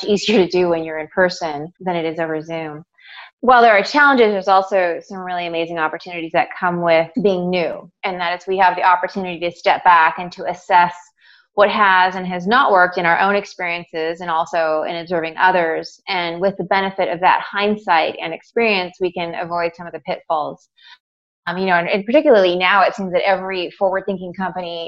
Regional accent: Seattle, Washington, United States; also born or lived in Southern California; I'm from Seattle. I was born and raised here

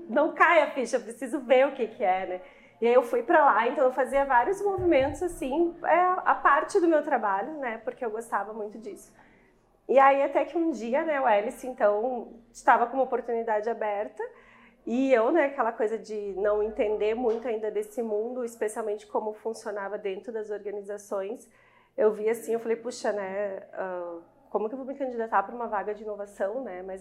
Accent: Curitiba, Paraná, Brazil; moved away as an adult; also born or lived in Rio Grande do Sul; now in Caxias do Sul, Brazil; Eu sou curitibana

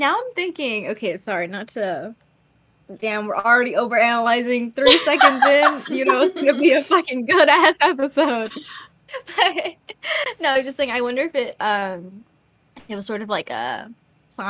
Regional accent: United States; I'm American

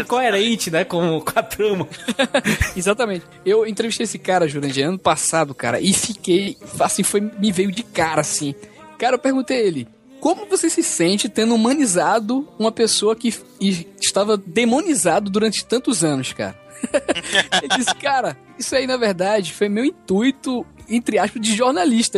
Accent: Recife, Pernambuco, Brazil; aqui em Recife, né, na minha terra

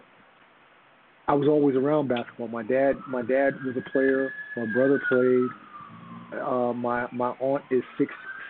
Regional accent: Las Vegas, Nevada, United States; moved away as an adult; also born or lived in Queens, New York / Austria; now in Germany; I was born in Queens, but we moved to Vegas when I was 5

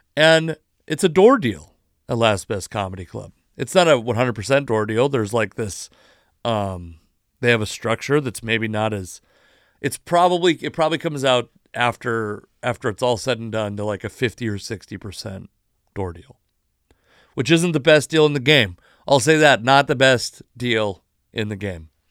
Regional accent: Puyallup Indian Tribe Reservation, Washington, United States; I grew up on the Puyallup Indian Tribe Reservation.

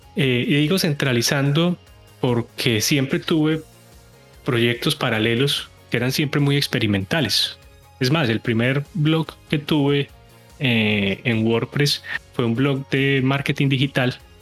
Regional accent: Colombian coffee region, Colombia; moved away as an adult; now in United States; soy colombiano, soy de la zona cafetera

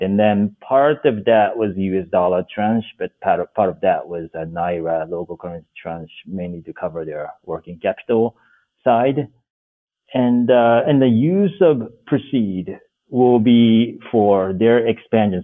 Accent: Japan; moved away as an adult; also born or lived in Washington D.C., United States / Senegal; now in Nairobi, Kenya; so I'm originally from Japan, uh, born and grew up grew up on rural rice farm

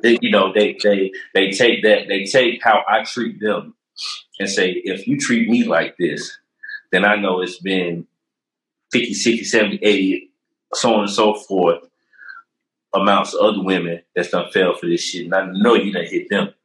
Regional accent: Charlotte, North Carolina, United States; also born or lived in Durham, North Carolina; I'm a Durhamite. You know what I mean? I was raised in Charlotte, but I'm a Durhamite by the heart

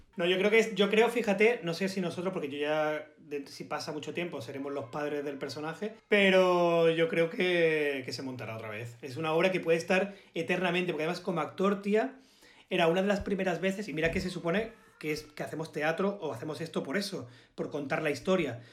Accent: Málaga, Andalusia, Spain; accent: malagueño; yo a todos lados digo, que soy de Málaga

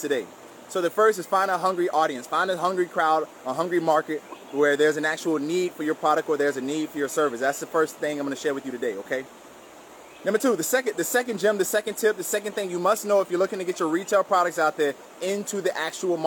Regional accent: South Miami, Florida, United States; I grew up in South Miami, Florida to a single mom

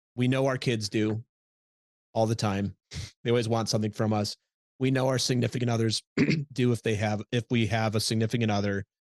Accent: Minnesota, United States; moved away as an adult; also born or lived in Midwest; now in New York, United States; I'm from Minnesota originally

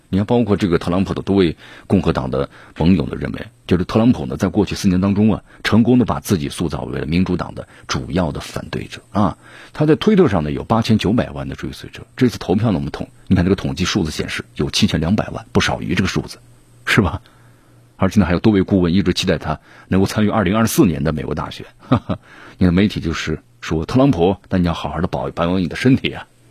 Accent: Mianyang, Sichuan, China; 人口还不如我们这个咱们绵阳人多。

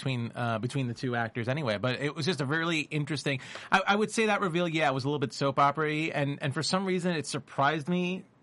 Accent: New York City, New York, United States; I grew up in New York, so, you know, in Brooklyn

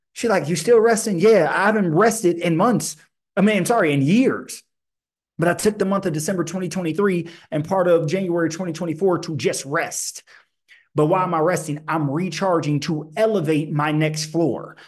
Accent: Illinois, United States; I grew up in Illinois in the eighties and nineties

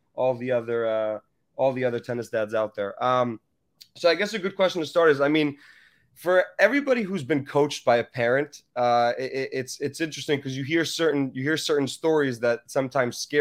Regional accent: New York, United States; I grew up playing tennis in New York

